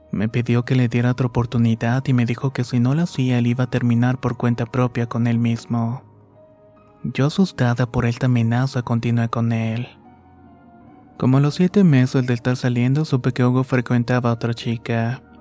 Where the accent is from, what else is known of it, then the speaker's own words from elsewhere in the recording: Quito, Pichincha, Ecuador; Soy de Quito, Ecuador y la historia que voy a contar va a empezar un poco distinta a lo normal